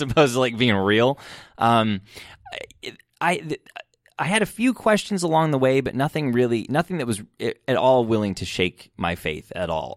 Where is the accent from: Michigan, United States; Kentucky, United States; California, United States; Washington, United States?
Michigan, United States; I grew up in Michigan and I grew up in church.